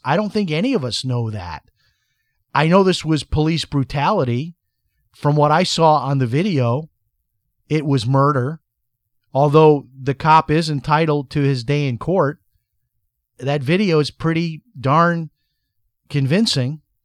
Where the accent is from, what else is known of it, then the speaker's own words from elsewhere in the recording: Chicago, Illinois, United States; growing up in Chicago